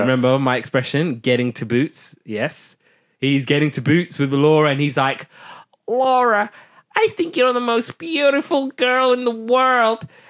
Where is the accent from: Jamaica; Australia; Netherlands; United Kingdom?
United Kingdom; I'm a Brit